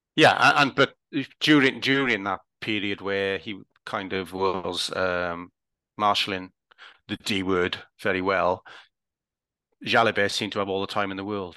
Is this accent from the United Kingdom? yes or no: yes; Welsh, Wales, United Kingdom; I'm Welsh